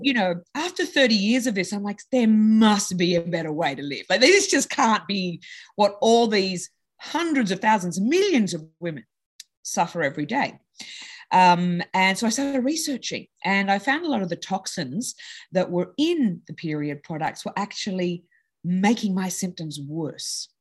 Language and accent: English; Sydney, New South Wales, Australia; now in United States; I was in Australia. So I grew up in Sydney